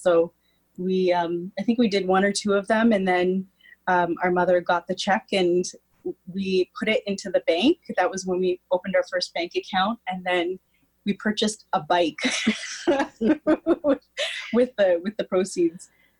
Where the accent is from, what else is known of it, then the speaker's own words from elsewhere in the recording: Stouffville, Ontario, Canada; Well, I grew up in just outside of Toronto in Stouffville, Ontario, on a horse farm.